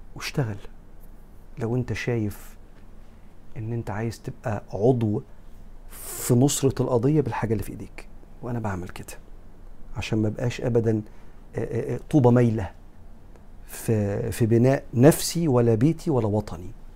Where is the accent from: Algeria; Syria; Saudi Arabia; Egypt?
Egypt; أنا كمصري